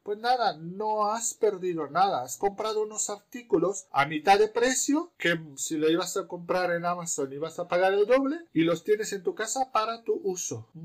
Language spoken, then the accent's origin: Spanish; Romania; moved away; soy rumano